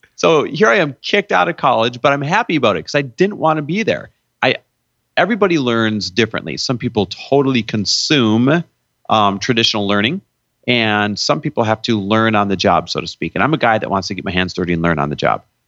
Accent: Midwest, United States; now in California, United States; I was born and raised in the Midwest

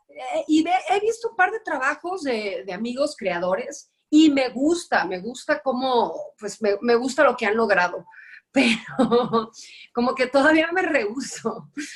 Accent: Guadalajara, Jalisco, Mexico; moved away as an adult; now in Mexico City, Mexico; yo soy tapatía, estuve allá 29 años de mi vida

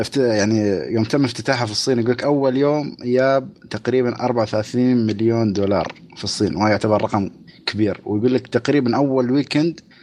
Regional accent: United Arab Emirates; عندنا في الامارات

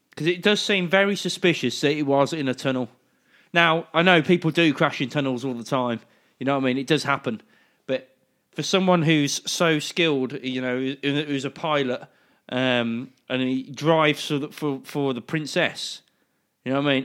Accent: United Kingdom; I'm British

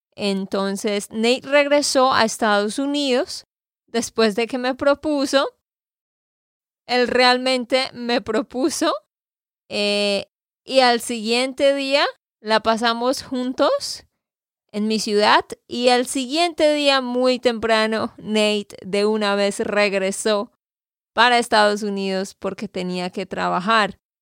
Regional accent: Santander, Colombia; now in United States; de Santander, Colombia

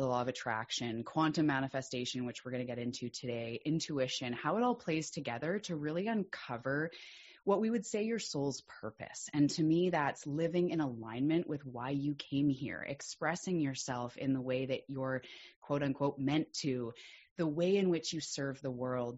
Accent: Vancouver Island, British Columbia, Canada; I'm also a Canadian from the west coast of Canada on an island called Vancouver Island

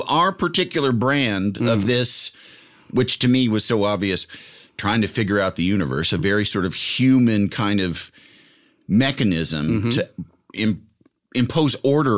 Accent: Yorkville, Illinois, United States; It's west of Chicago.

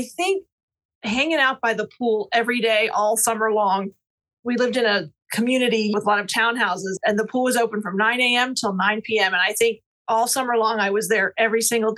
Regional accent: Arlington, Virginia, United States; moved away as an adult; also born or lived in Missouri / Raleigh, North Carolina / New York City / Old Town; I lived and was raised in Arlington, Virginia, which is really just right outside of Washington, D.C.

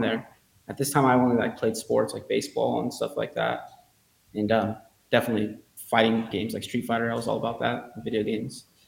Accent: La Puente, California, United States; also born or lived in Los Angeles; I was born in Los Angeles, and I grew up in a, a city called La Puente

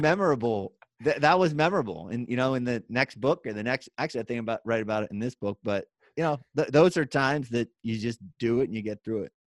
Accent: western Pennsylvania, United States; moved away as an adult; now in Hershey, United States; Originally born a little bit west in Pennsylvania

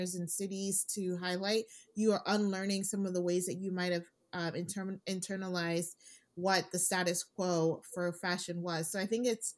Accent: Nigeria; I'm Nigerian

